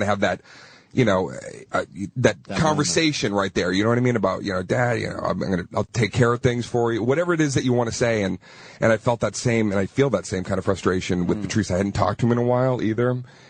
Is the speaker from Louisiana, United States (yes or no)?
no; Arlington, Massachusetts, United States; I'm from Arlington, Massachusetts.